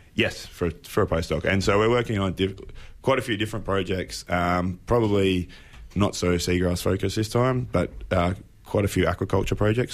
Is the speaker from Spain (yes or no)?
no; Apollo Bay, Victoria, Australia; moved away; I'm originally from Apollo Bay. Mum and dad still live there